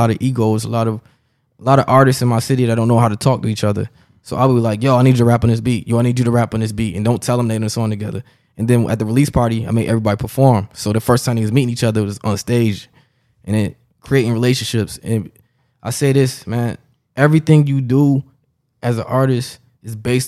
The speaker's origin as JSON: {"language": "English", "town": "Rochester", "region": "New York", "country": "United States", "tie": "born or raised there", "said": "I'm from Rochester, New York, upstate New York"}